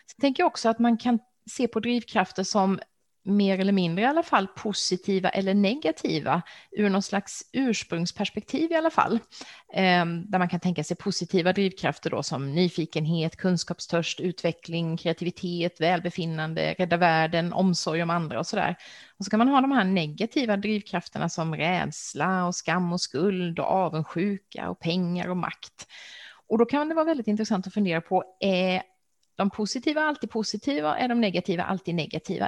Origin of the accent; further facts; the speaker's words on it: Växjö, Kronoberg County, Sweden; i min hemstad Växjö